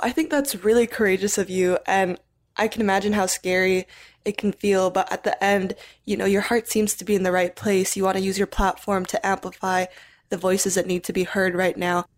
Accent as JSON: {"language": "English", "country": "Philippines", "tie": "born or raised there", "said": "I grew up in the Philippines my whole life"}